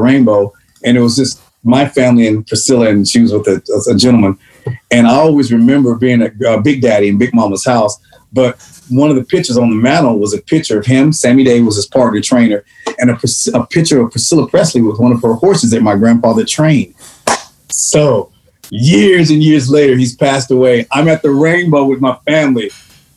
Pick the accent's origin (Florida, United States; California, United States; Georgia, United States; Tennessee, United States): Tennessee, United States; Nashville; I was born and raised in Nashville, Tennessee